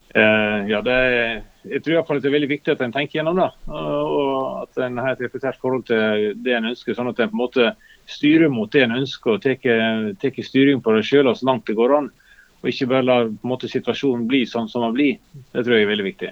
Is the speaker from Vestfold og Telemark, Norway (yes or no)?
no; Luster, Vestland, Norway; i Lyster, der vi kommer fra, i Sogn